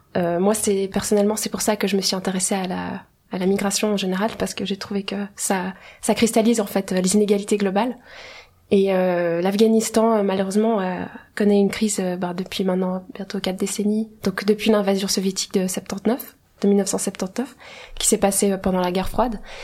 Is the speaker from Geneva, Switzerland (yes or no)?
yes; Geneva, Switzerland; je suis née à Genève. Mais mes parents sont les deux iraniens